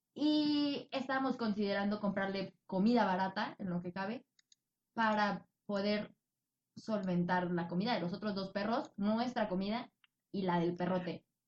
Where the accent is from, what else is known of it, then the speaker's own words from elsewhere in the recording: Tabasco, Mexico; moved away; also born or lived in Mexico City / Michoacán; Nacida en el Distrito Federal, criada en Tabasco con raíces de Michoacán